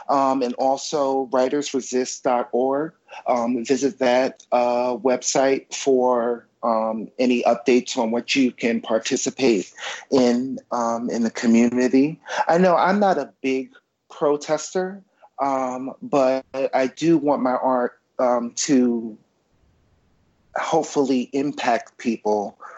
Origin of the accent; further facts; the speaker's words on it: New York City, New York, United States; I'm a New Yorker, absolutely. Went away to college in upstate New York. I'm back here, and I love New York.